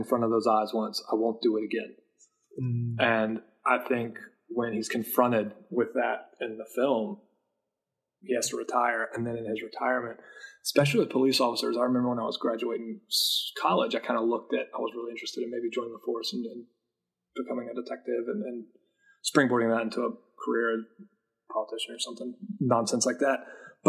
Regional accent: Appalachia, United States; I was in the military. I was stationed in Alaska. I grew up in Appalachia.

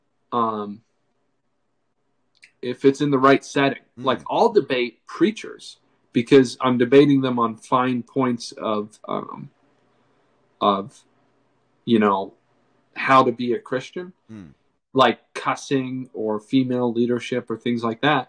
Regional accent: New Hampshire, United States; I'm from New Hampshire.

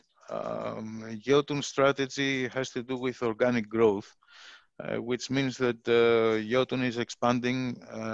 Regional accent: Greece; moved away as an adult; now in Philippines; I'm from Greece

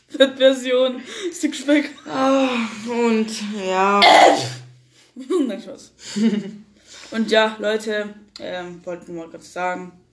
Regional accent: Greece; Ich bin Grieche, und Griechen reden viel.

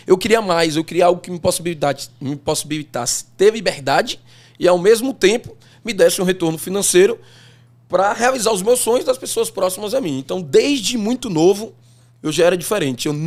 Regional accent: Feira de Santana, Bahia, Brazil; born there; Eu nasci em Feira de Santana, mas por que, que eu nasci em Feira de Santana? Minha mãe é quem fazia os partos em Ixu, ela é enfermeira.

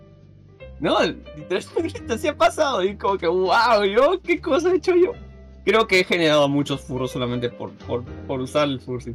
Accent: Peru

